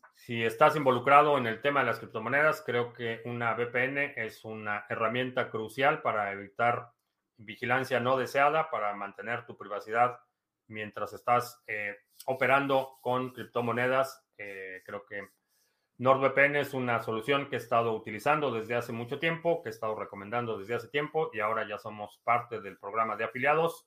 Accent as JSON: {"language": "Spanish", "country": "Mexico", "tie": "born or raised there", "moved": "yes", "lives_now": "United States", "said": "Nací en México, vivo en Estados Unidos."}